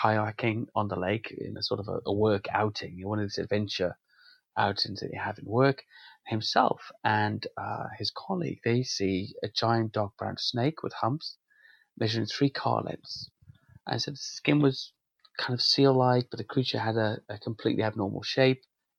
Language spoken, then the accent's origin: English; Wales, United Kingdom; I've spent some time in a lot of rural areas in Wales, and I grew up in Wales, you really see